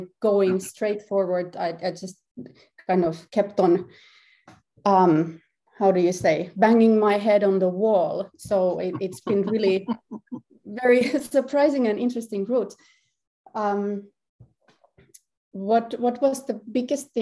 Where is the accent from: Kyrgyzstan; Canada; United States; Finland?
Finland; Helsinki, Uusimaa; I'm from Helsinki, Finland, and I'm a composer, harpist and performance artist